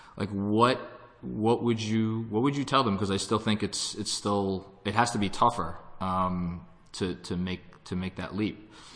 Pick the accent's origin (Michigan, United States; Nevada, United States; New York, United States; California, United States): New York, United States; I'm a New Yorker